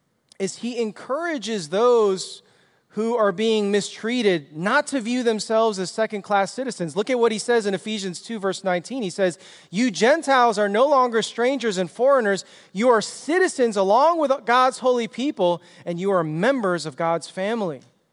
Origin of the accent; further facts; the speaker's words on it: Chicago, Illinois, United States; I was like from Chicago. I grew up on the streets and was just roving around the streets, getting into trouble.